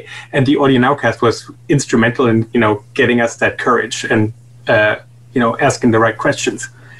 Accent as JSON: {"language": "English", "country": "Germany", "tie": "born or raised there", "also_born_or_lived": "New Jersey, United States", "moved": "as an adult", "lives_now": "Los Angeles, United States", "said": "originally born and raised in Germany, right. Then moved to the States for school, met my wife there, and then moved to New Jersey. Started a little music production company there. And once it was clear that New Jersey was New Jersey, we moved to LA."}